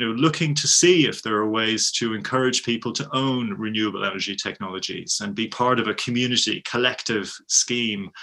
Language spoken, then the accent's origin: English; Dublin, Leinster, Ireland; moved away as an adult; now in United Kingdom; I'm Irish, I'm from Dublin, but I've been living in the UK for about the last 30 years